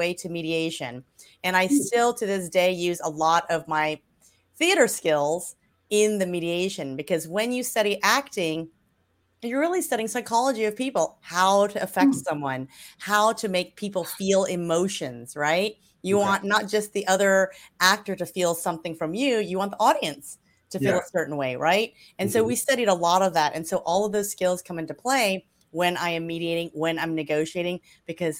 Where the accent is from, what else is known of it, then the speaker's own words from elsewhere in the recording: Louisiana, United States; I am originally from Louisiana, the Deep South. And that's where I grew up.